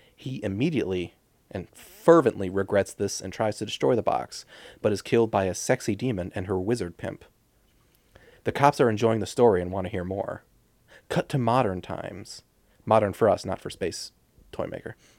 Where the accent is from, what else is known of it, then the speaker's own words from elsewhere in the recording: United States; I'm an American